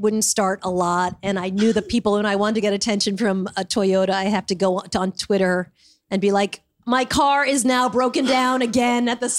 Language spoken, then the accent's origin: English; Smithtown, New York, United States; I grew up in Smithtown.